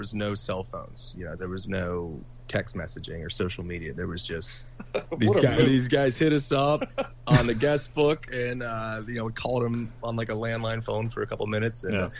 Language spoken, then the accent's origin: English; Wheeling, West Virginia, United States; we grew up in Wheeling, we went to Wheeling Catholic High School